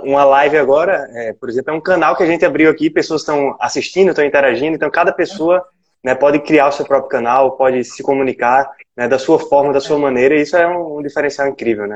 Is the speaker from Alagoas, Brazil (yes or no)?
yes; Alagoas, Brazil; E aqui em Alagoas, né? Eu também sou alagoano.